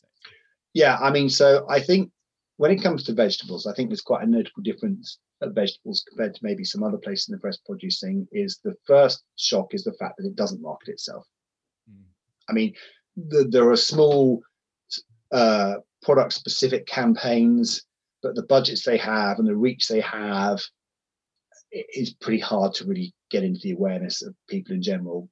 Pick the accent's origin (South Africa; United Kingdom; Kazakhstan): United Kingdom; Sussex, South East England; I grew up in the Sussex countryside